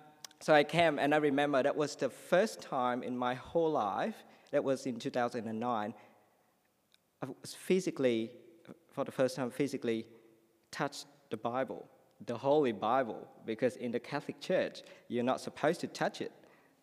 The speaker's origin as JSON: {"language": "English", "country": "Australia", "said": "So while I came as an Australian person, I couldn't understand him."}